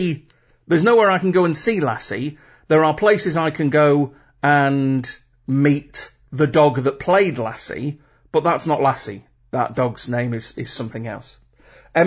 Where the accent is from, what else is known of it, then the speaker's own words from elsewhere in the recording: Manchester, North West England, United Kingdom; I'm a Mancunian, so what happened in Manchester badly affected me.